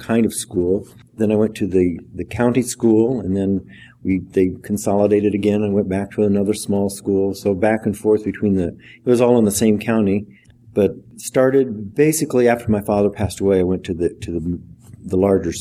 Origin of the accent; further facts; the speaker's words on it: South Central Iowa, United States; A farming community. I grew up just a few miles north of the Missouri line